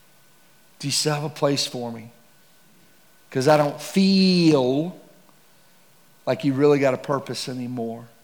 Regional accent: Texas, United States; I'm from Texas

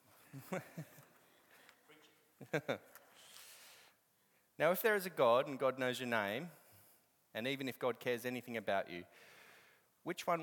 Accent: Australia; But I'm Australian

